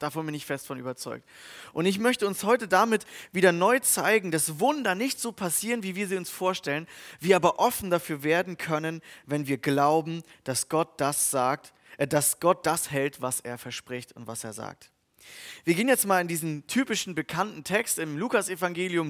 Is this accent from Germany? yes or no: yes; Germany; Als Deutsche